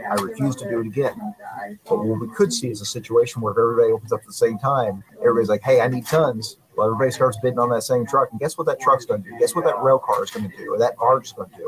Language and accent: English; Northwest Missouri, United States; I grew up with this in Northwest Missouri.